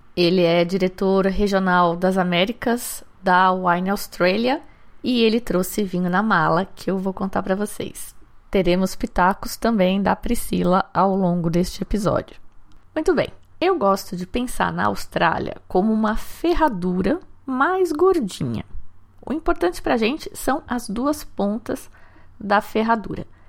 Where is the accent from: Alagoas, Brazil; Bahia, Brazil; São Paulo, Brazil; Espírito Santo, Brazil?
São Paulo, Brazil; Valinhos; Valinhos, que é uma cidade aqui do interior onde eu cresci